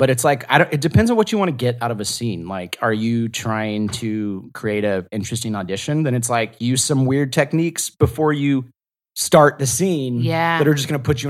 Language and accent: English; the South, United States; I'm from the South, so I could judge your Southern accent.